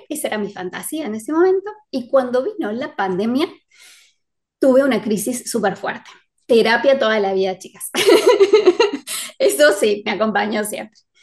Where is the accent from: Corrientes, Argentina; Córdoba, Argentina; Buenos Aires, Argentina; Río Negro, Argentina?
Córdoba, Argentina; yo soy de Córdoba